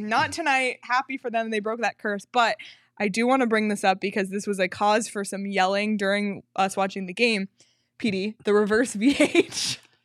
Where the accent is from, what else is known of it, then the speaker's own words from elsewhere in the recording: Canada; I'm Canadian